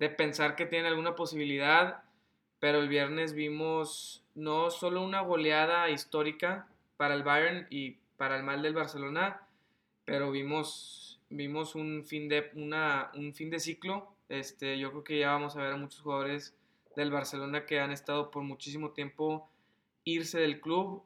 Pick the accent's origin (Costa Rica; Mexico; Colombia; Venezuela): Mexico; como mexicano